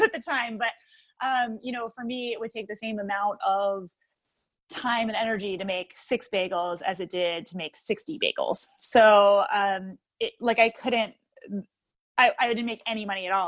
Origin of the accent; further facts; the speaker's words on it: New Jersey, United States; moved away as an adult; now in Oak Park, United States; my hometown, like that was, we had a bunch of home, mom and pop bagel stores